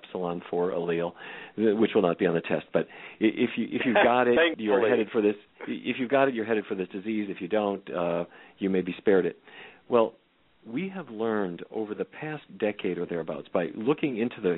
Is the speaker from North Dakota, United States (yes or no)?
yes; Fargo, North Dakota, United States; growing up in Fargo, North Dakota, as I did